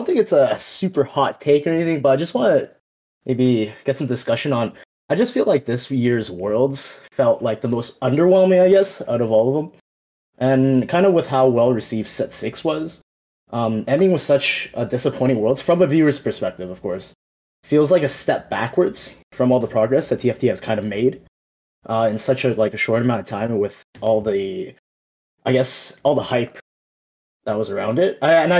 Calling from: Edmonton, Alberta, Canada; I'm calling from Edmonton, Alberta, Canada.

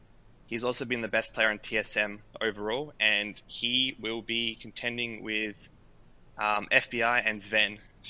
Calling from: Adelaide, South Australia, Australia; I'm calling from Adelaide, Australia.

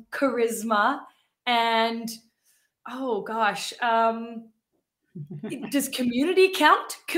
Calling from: Winnipeg, Manitoba, Canada; Yeah, I am in Winnipeg, Manitoba. So, right in the middle of Canada.

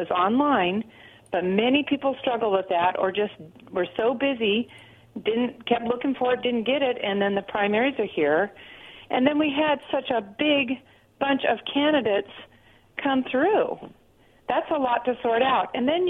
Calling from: Pasco, United States; Hey, this is … from Pasco.

